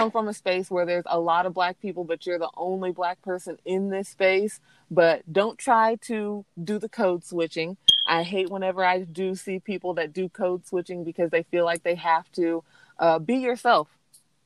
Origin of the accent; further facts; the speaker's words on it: Arkansas City, Kansas, United States; moved away; I was born and raised in Ark City, Kansas